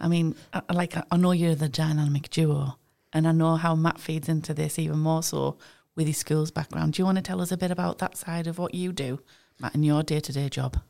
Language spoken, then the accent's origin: English; East Durham, North East England, United Kingdom; I'm from East Durham